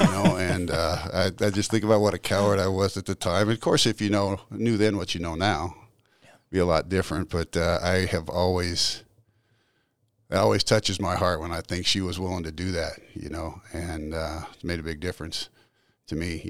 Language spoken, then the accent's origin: English; Salt Lake City, Utah, United States; also born or lived in California; spent okay. most of my early childhood in Utah